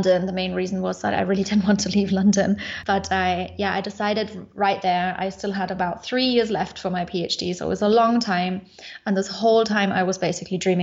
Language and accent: English; Munich, Bavaria, Germany; moved away as an adult; also born or lived in Sofia, Bulgaria; I am originally from Munich in Germany, but I'm currently in Bulgaria in Sofia